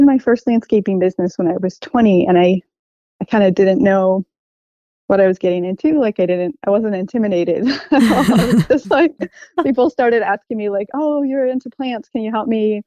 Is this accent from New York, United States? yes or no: no; Minneapolis, Minnesota, United States; moved away as an adult; now in Portland, United States; I'm from the Midwest, the place where the tall grass prairie meets the oak savanna, the Twin Cities